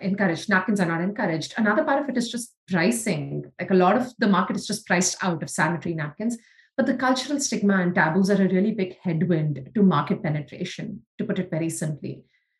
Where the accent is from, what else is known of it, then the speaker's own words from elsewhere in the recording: India; moved away; even though we grew up in India. That our life as Indian girls were very different